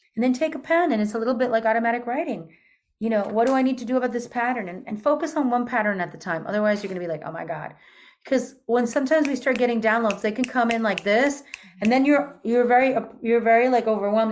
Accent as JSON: {"language": "English", "region": "New York", "country": "United States", "also_born_or_lived": "Peru / Argentina", "said": "I'm also from New York"}